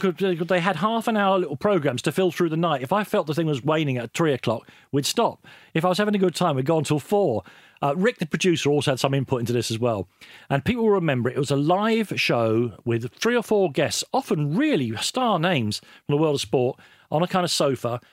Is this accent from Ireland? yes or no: yes; Ireland; I'm Irish.